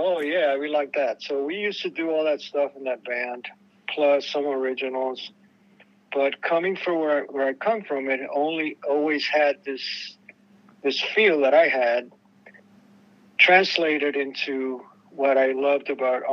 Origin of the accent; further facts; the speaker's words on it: Puerto Rico; moved away; also born or lived in New York / Los Angeles; I was born in Puerto Rico, and the music I learned, you know, I heard as a child growing up